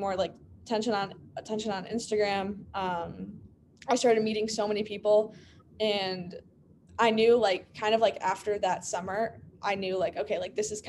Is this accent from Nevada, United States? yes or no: no; Illinois, United States; born or raised there